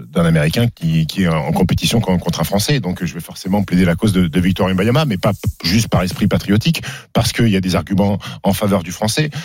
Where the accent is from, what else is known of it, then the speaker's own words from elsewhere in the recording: France; en tant que Français